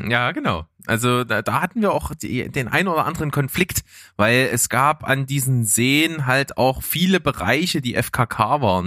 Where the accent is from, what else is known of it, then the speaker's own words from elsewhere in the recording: Naunhof, Saxony, Germany; ich bin ja nicht in Leipzig aufgewachsen, sondern in Naunhof